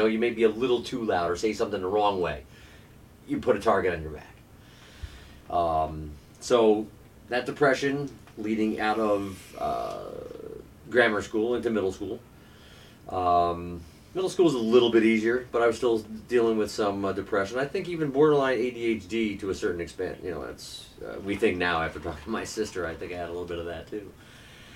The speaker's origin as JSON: {"language": "English", "town": "Albany", "region": "New York", "country": "United States", "tie": "born or raised there", "said": "I grew up in Albany, New York"}